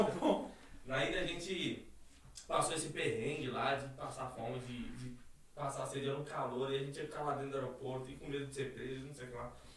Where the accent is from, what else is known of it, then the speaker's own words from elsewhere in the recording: São Paulo, Brazil; Eu sou paulista